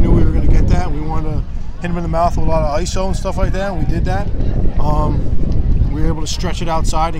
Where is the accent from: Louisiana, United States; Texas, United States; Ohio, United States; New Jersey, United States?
New Jersey, United States; moved away; Back in New Jersey, my home state.